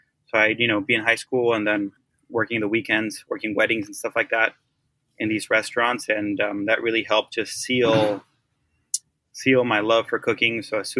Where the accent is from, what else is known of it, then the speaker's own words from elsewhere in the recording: Oaxaca, Mexico; I'm from Oaxaca.